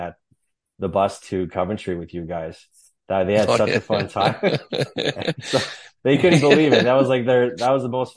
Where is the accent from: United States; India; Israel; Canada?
Canada; moved away; growing up in Canada